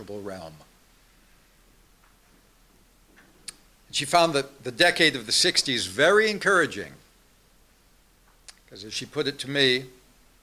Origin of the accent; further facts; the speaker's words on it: Glendale, California, United States; I was born in Glendale